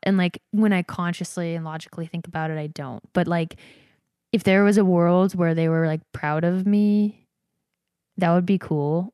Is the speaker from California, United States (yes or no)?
no; Georgia, United States; moved away; also born or lived in Provo, Utah; I grew up Mormon in Georgia